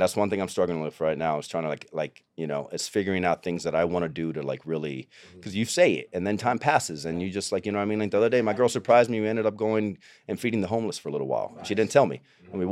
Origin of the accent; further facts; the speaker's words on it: Tampa, Florida, United States; moved away as an adult; also born or lived in Cuba / Miami / Los Angeles; I grew up in Tampa.